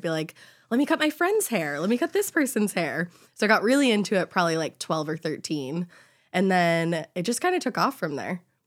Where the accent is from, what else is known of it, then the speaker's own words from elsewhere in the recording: Boston, Massachusetts, United States; also born or lived in Honolulu, Hawaii; I grew up in Boston